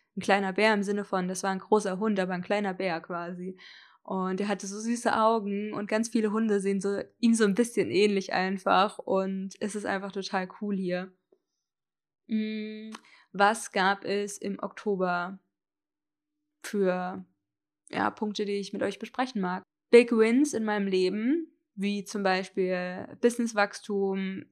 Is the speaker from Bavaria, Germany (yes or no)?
no; Hesse, Germany; moved away as an adult; also born or lived in Berlin; Ich bin dann nach Hessen, wo ich aufgewachsen bin und mein Abi gemacht habe